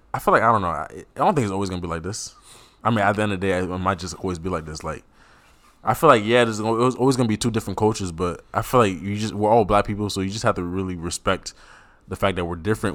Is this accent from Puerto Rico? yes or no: no; Cameroon; a proud Cameroonian